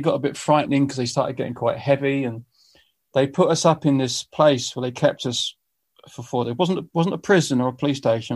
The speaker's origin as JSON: {"language": "English", "country": "United Kingdom", "said": "I'm a British musician"}